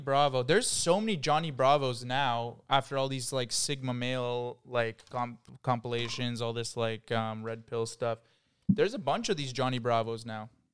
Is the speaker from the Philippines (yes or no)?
no; Ottawa, Ontario, Canada; now in Toronto, Canada; I'm from Ottawa, so I, I know there's a huge difference in how we speak